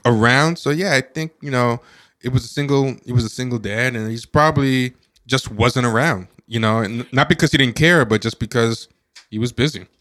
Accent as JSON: {"language": "English", "town": "New York City", "region": "New York", "country": "United States", "tie": "born or raised there", "also_born_or_lived": "Buffalo", "said": "we're from New York City"}